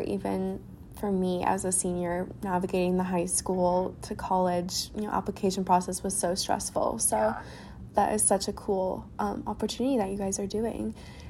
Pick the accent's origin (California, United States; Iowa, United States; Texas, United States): Texas, United States; Dallas; moved away; I'm originally from Dallas, Texas